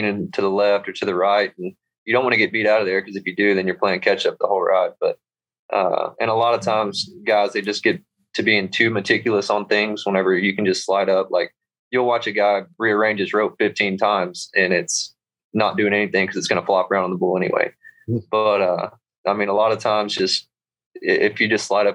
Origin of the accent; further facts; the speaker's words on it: Southeast Texas, United States; now in Dallas, United States; So I live close to Dallas right now. I'm originally from Southeast Texas around Lake Charles, Louisiana